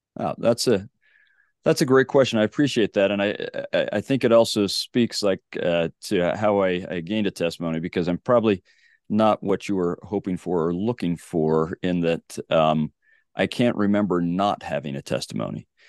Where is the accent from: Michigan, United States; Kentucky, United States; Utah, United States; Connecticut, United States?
Utah, United States; Sandy; So I grew up in Sandy, Utah.